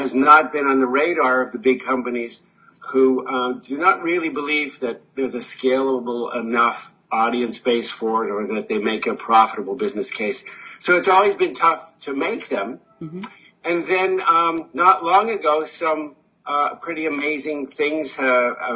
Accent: Canada; I'm Canadian

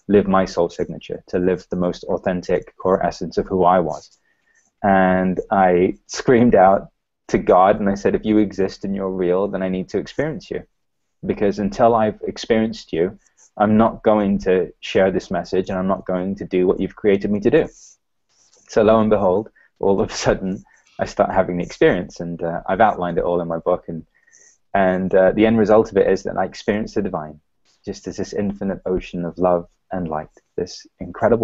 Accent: London, United Kingdom; I was raised in London

